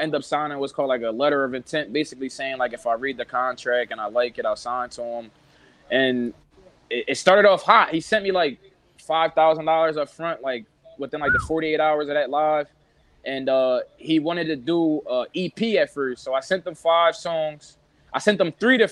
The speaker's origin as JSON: {"language": "English", "town": "Philadelphia", "region": "Pennsylvania", "country": "United States", "said": "from North Philly, a rapper."}